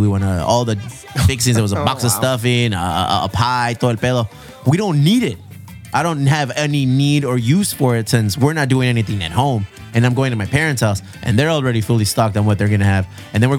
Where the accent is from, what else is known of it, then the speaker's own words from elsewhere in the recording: Chula Vista, California, United States; also born or lived in Bonita; I'm from Chula Vista.